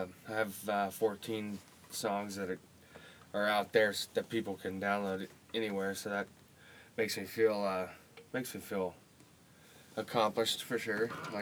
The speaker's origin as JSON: {"language": "English", "town": "Craig", "region": "Colorado", "country": "United States", "said": "I come from Craig, Colorado, which is in the northwest corner of Colorado, up by Steamboat, if anybody knows where Steamboat is."}